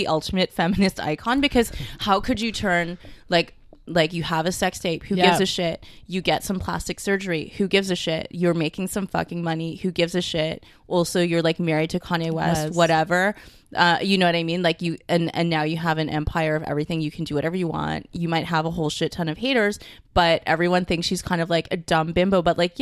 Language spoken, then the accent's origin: English; Canada; I was born here in Canada